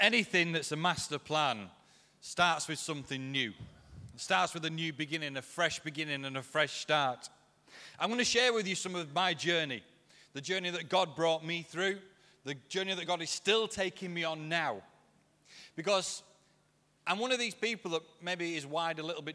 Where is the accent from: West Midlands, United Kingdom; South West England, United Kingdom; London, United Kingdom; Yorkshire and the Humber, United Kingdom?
Yorkshire and the Humber, United Kingdom; I'm a Yorkshireman